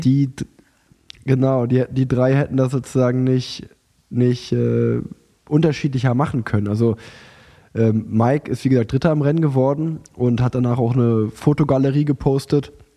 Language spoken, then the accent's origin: German; Unna, North Rhine-Westphalia, Germany; now in Cologne, Germany; nach Unna gefahren, in meine alte Heimat